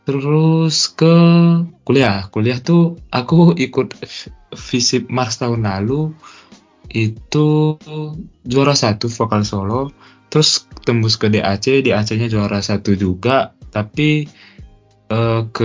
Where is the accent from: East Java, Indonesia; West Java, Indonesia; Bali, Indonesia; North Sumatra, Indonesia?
North Sumatra, Indonesia; Medan; kebetulan aku kan dari Medan ya berarti kan provinsinya Sumut jadi itu tingkat provinsi se Sumatera Utara